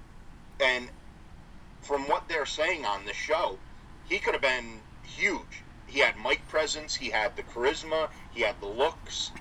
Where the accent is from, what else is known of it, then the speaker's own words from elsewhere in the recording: Northeast, United States; We're from the Northeast